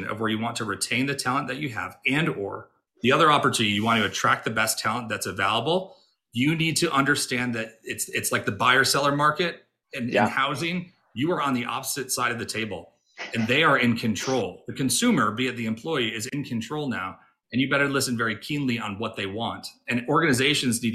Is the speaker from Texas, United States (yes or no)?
no; Rochester, New York, United States; I grew up in Rochester, New York